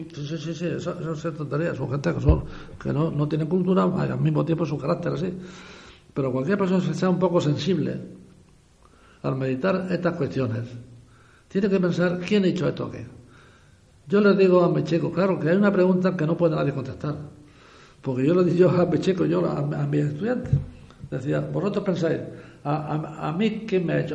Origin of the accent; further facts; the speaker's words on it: Guardamar del Segura, Valencian Community, Spain; now in San Miguel de Salinas, Spain; Mi madre era de Guardamar. Y yo era el primer nieto de mi abuelo, claro, y yo me crié en Guardamar